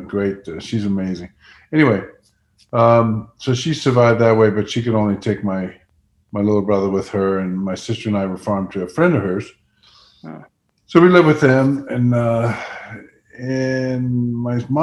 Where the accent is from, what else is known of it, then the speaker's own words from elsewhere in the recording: Netherlands; moved away; I was born in the Netherlands, 1950.